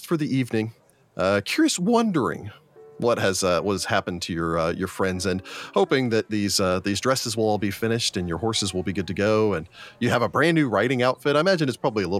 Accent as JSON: {"language": "English", "region": "Texas", "country": "United States", "tie": "born or raised there", "said": "Being a Texan kid that was raised on a horse ranch for a short time"}